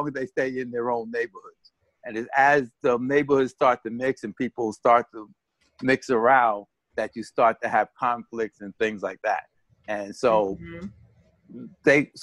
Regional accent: New York City, New York, United States; When I was growing up in the South Bronx, we had one half of the block that was Spanish and one half of the block that was Black.

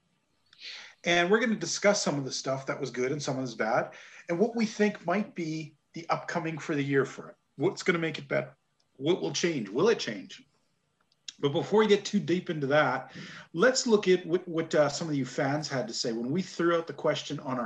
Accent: Canada; Being good Canadian boys

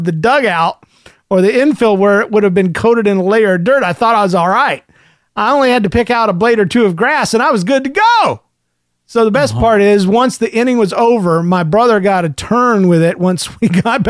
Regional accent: Indiana, United States; I tell you, I'm from Indiana, and the bees are bad to the bone, but not to me.

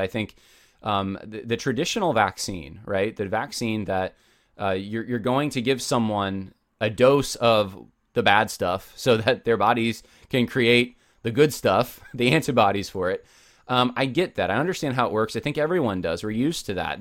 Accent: United States; I'm an American

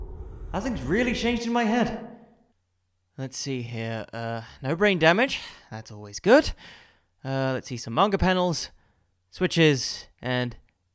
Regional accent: England, United Kingdom; I'm from England, you idiot!

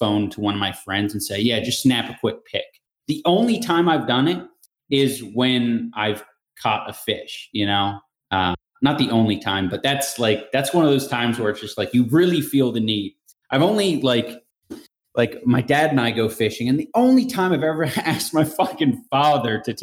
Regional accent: California, United States; I'm from California

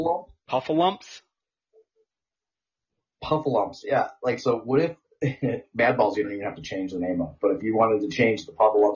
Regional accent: New Jersey, United States; I'm from New Jersey. It's super crowded there.

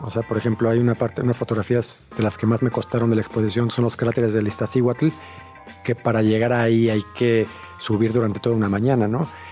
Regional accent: Mexico City, Mexico; yo soy de Ciudad de México

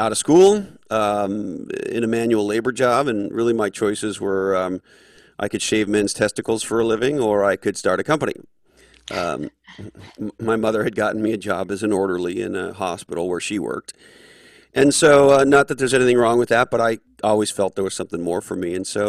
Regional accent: Montreal, Quebec, Canada; I grew up in Montreal, Canada, born of a family of Scottish descent

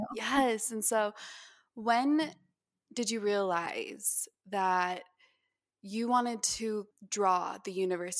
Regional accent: Utah, United States; moved away as an adult; also born or lived in Hawaii; I did not appreciate it at all when I was growing up here

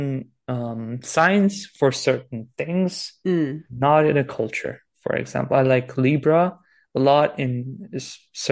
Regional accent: Transylvania, Romania; I'm from Romania now, Transylvania. I'm talking to you from the Pacific

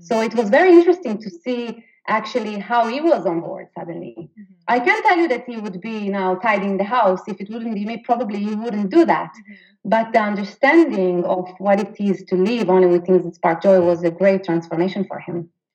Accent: Israel; moved away as an adult; now in Sweden; I'm actually from Israel, so I'm 100% Israeli living in Sweden

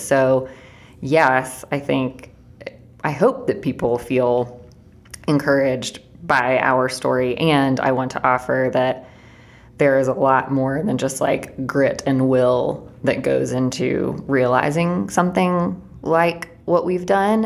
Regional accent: Chattanooga, Tennessee, United States; Blaze, Emily, and I all grew up in Chattanooga

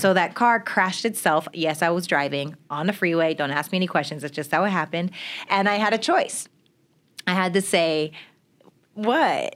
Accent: Regina, Saskatchewan, Canada; I'm from Regina, Saskatchewan, Canada

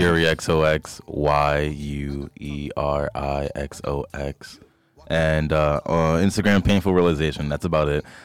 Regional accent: Philadelphia, Pennsylvania, United States; I grew up Allegheny area in Philly

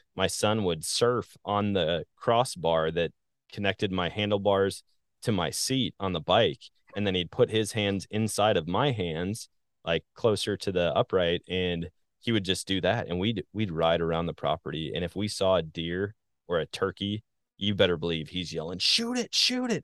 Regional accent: Wisconsin, United States; moved away as an adult; also born or lived in Missouri / Colorado; now in Southwest Missouri, United States; I live in Southwest Missouri, born and raised in Wisconsin

